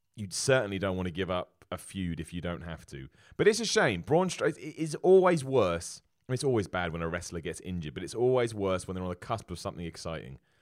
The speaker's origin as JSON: {"language": "English", "country": "United Kingdom", "said": "as a British man"}